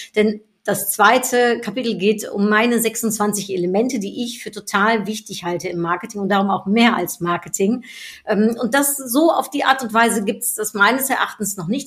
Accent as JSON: {"language": "German", "country": "Netherlands", "moved": "yes", "said": "Ich bin Niederländerin"}